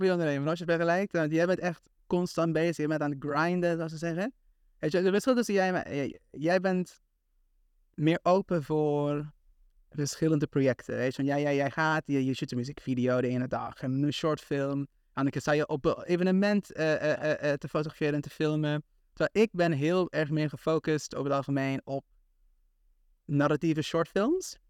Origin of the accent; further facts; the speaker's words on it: Aruba; moved away as an adult; also born or lived in Tilburg, Netherlands; now in Amsterdam, Netherlands; ik heb gewoond op Aruba, voor 17 jaar